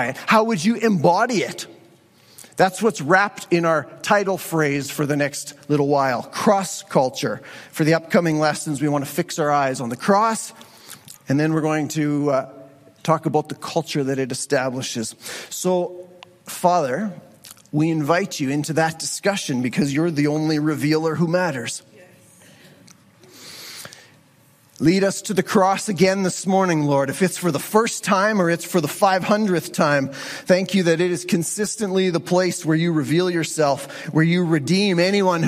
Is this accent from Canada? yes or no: yes; Western Canada, Canadian Prairies, Canada; our Western Canadian culture